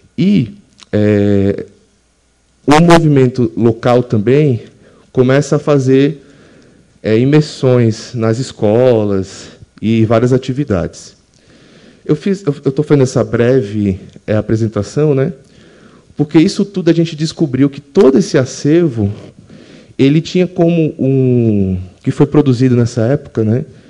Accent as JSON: {"language": "Portuguese", "region": "Alagoas", "country": "Brazil", "tie": "born or raised there", "also_born_or_lived": "São Paulo", "said": "eu sou natural de Alagoas, me formei naquela universidade, passei 10 anos em São Paulo"}